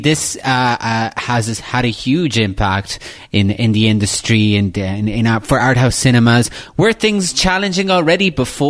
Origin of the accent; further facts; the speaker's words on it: Ireland; I grew up in Ireland where there's only about 3 art house cinemas in the entire country.